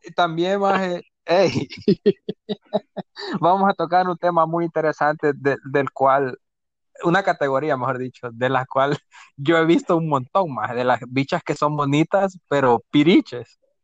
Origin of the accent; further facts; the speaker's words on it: El Salvador; como decimos nosotros los salvadoreños